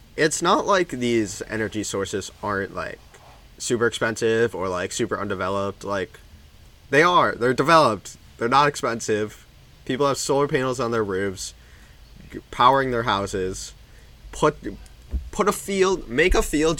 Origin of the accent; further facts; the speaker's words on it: Rochester, New York, United States; growing up in Rochester, which is the second snowiest